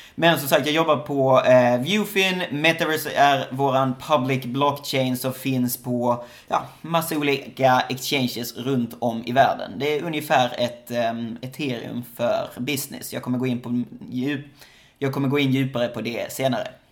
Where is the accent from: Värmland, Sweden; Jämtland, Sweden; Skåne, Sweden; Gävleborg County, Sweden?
Skåne, Sweden; now in Shanghai, China; Det är vissa som inte förstår vad mitt efternamn är för någonting, för jag kommer från Skåne